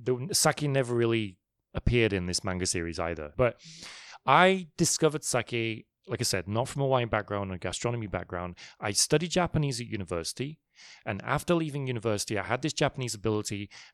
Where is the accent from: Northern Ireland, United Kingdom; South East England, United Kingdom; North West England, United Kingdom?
North West England, United Kingdom; Manchester; also born or lived in London; I was actually born in London, but then my family moved up to the north of England, a place called Manchester.